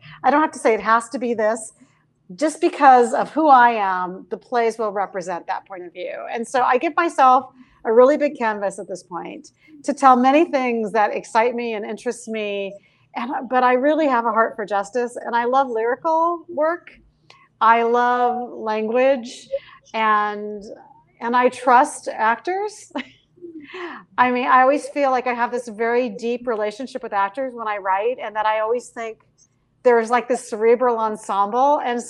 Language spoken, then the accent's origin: English; United States; how I see the intersection of being Mexican American and this bigger world in which I swim and how often I feel like I'm in a different place and how I have a foot in both countries.